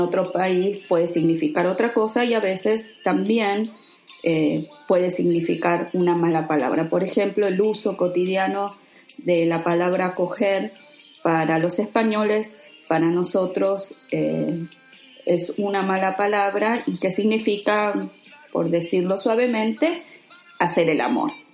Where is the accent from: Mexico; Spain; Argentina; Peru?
Argentina; accent: Rioplatense; nosotros no decimos tú, decimos vos, y el verbo se conjuga diferente